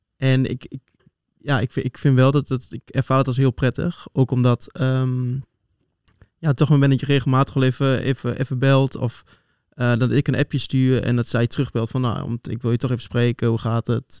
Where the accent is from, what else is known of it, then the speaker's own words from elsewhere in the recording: Twente, Overijssel, Netherlands; moved away as an adult; now in Utrecht, Netherlands; oorspronkelijk kom ik uit Twente, geboren en getogen